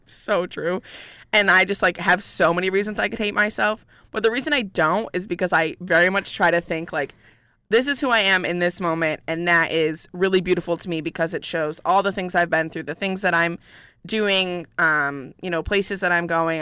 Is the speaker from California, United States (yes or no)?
no; Syracuse, New York, United States; now in Ithaca, United States; I'm originally from Syracuse